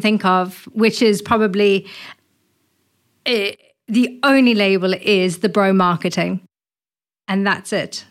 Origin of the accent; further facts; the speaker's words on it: South Africa; moved away; I'm originally from South Africa.